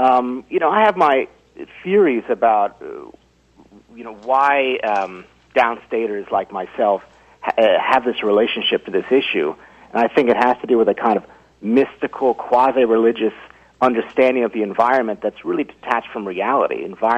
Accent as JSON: {"language": "English", "town": "New York City", "region": "New York", "country": "United States", "tie": "born or raised there", "said": "I am born and raised in the Upper West Side"}